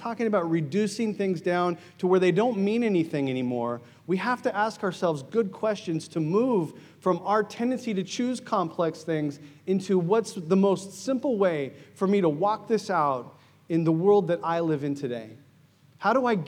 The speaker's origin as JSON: {"language": "English", "country": "United States", "moved": "yes", "said": "I'm American"}